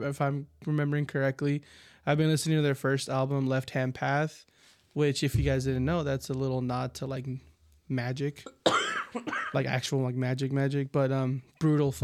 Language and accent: English; United States; we're American